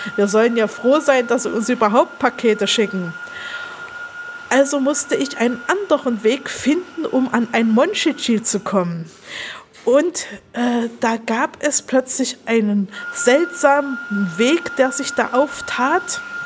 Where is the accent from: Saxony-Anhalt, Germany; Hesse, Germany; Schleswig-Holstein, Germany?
Saxony-Anhalt, Germany; Halle; Ja, ich bin in Halle geboren und aufgewachsen oder besser gesagt, ich bin in Halle Neustadt in der Betonwüste aufgewachsen